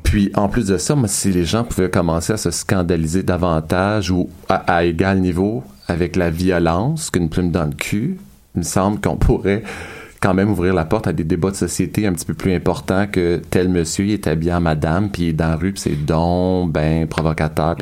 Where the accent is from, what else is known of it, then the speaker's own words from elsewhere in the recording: L'Ange-Gardien, Quebec, Canada; je viens de l'Ange Gardien, un village de deux mille habitants